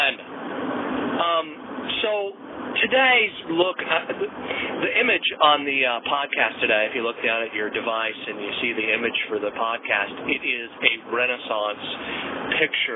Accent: United States; as an American

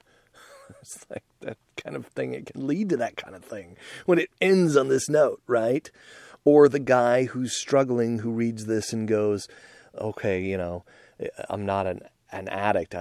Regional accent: United States; I'm just an American dude

